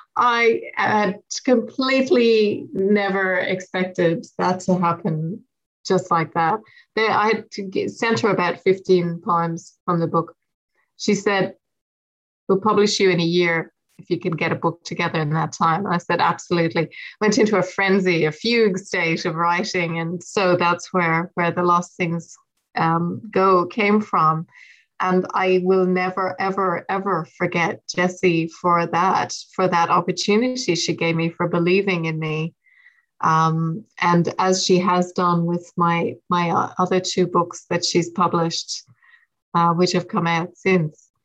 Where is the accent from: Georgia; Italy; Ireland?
Ireland; west of Ireland; my accent and my origins in the west of Ireland